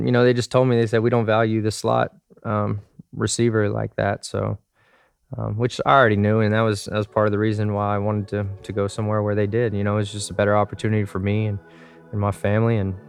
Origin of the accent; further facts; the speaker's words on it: Dallas, Texas, United States; I was from Dallas.